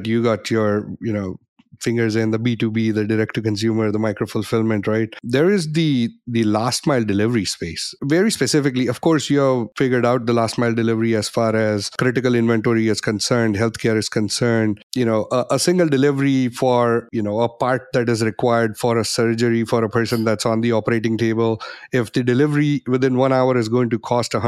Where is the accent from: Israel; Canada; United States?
Canada; I'm Canadian